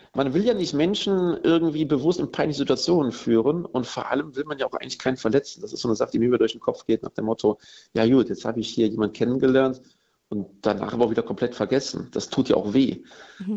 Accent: Cologne, North Rhine-Westphalia, Germany; als echter Kölner

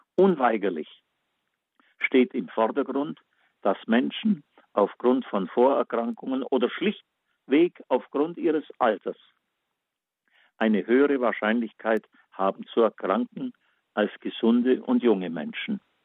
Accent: Backnang, Baden-Württemberg, Germany; meine Heimatstadt Batnang

